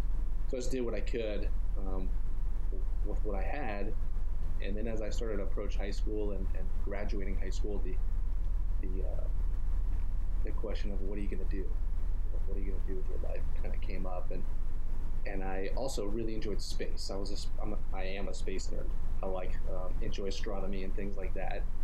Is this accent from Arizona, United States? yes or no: yes; Tucson, Arizona, United States; also born or lived in Colorado; Um, I grew up in Tucson, Arizona. I was born in Colorado.